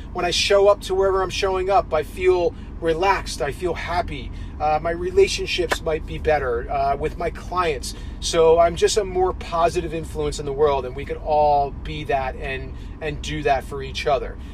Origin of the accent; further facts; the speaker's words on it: New Jersey, United States; my hometown in New Jersey